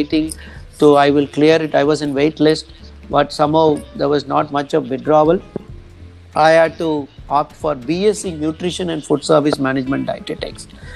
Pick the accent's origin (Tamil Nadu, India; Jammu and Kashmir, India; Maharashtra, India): Tamil Nadu, India; Coimbatore; also born or lived in Vellore; my schooling and till my graduation, I spent my time in Coimbatore.